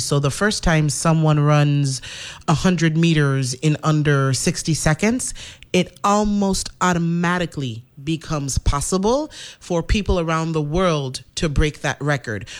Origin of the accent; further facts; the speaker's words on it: St. Thomas, U.S. Virgin Islands; now in St. Croix, U.S. Virgin Islands; I was born in the Virgin Islands, St. Thomas.